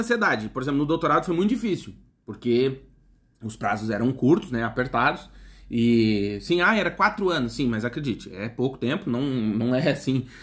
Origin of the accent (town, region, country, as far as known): Brazil